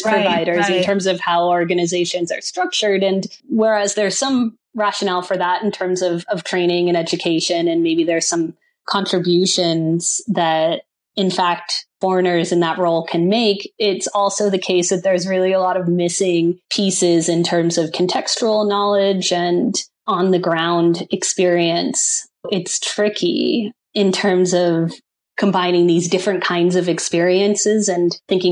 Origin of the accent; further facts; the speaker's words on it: United States; first language English; moved away as an adult; also born or lived in Haiti; being white and with being American and with speaking English as a first language.